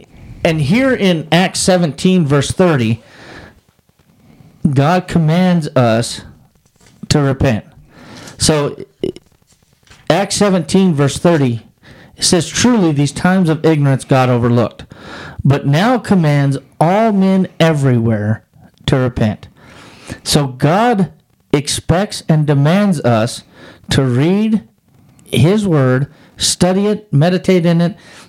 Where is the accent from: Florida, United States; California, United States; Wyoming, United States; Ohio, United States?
Wyoming, United States; I grew up in Wyoming.